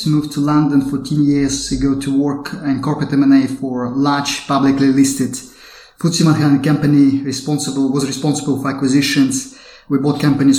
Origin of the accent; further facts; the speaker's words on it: Kazakhstan; I was born and raised in Kazakhstan.